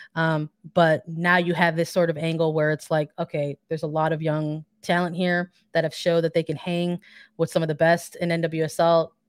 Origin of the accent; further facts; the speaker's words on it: Chicago, Illinois, United States; I'm from Chicago